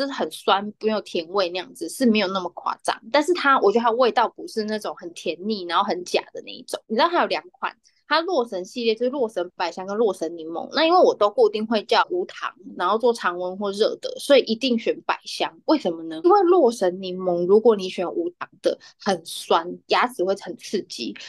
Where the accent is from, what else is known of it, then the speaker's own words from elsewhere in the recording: Taichung, Taiwan; 因为我们的那个听众蛮多台中的乡亲，我是台中的乡亲，呃，我就可以讲一下